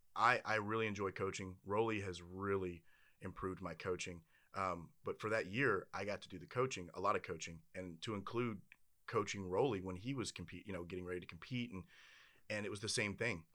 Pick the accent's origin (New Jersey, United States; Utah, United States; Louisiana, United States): Louisiana, United States; I'm from Louisiana